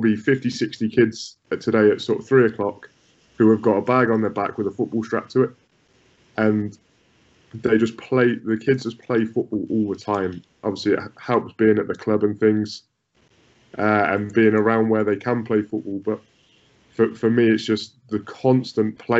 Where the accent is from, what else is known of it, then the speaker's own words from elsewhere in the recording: United Kingdom; moved away; as British coaches